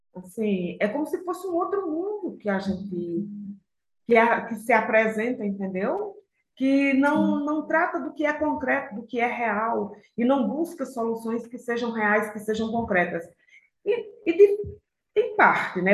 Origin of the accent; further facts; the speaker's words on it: Aracaju, Sergipe, Brazil; also born or lived in Pernambuco; now in São Paulo, Brazil; eu sou lá de Pernambuco, fui criada em Aracaju, moro em São Paulo